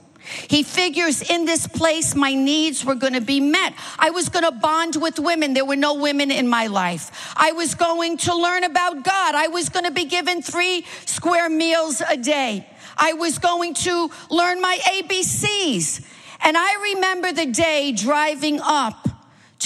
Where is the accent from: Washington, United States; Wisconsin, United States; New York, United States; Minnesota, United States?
New York, United States; New York City; I am a Manhattan girl. I grew up in Manhattan